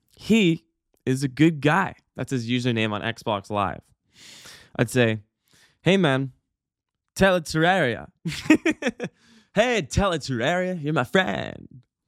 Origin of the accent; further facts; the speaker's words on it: Calgary, Alberta, Canada; now in Vancouver, Canada; I, I come from Calgary, and in Calgary, uh, actually, Alberta in general